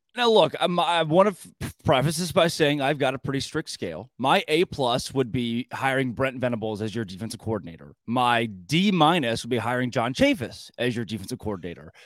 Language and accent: English; near Tulsa, Oklahoma, United States; I grew up near Tulsa.